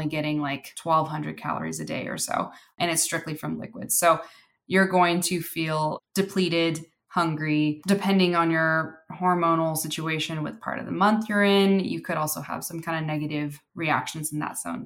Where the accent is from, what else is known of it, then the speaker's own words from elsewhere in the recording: California, United States; I grew up in California